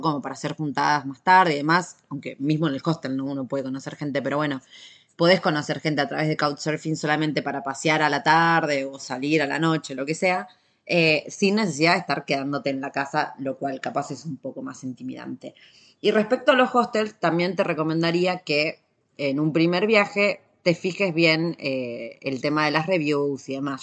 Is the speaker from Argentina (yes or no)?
yes; Argentina; soy de Argentina